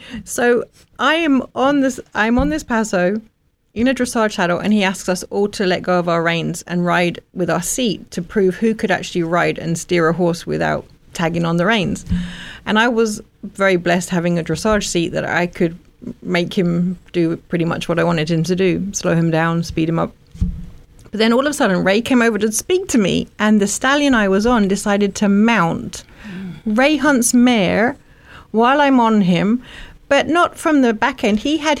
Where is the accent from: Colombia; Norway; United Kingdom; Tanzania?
United Kingdom; Woburn Sands, South East England; moved away; also born or lived in Luton / Ampthill; I was born actually in Luton and Dunstable Hospital. We lived in a little village called Ampthill, but lived most of my life growing up in Woburn Sands, which is right where Woburn Abbey, the safari park, is, hour north of London.